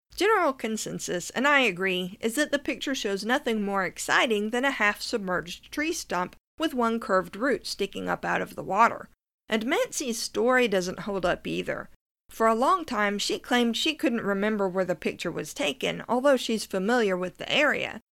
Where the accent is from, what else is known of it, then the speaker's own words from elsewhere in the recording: Norris Lake, Tennessee, United States; I grew up near Norris Lake, which was formed in the nineteen thirties when the Clinch River was dammed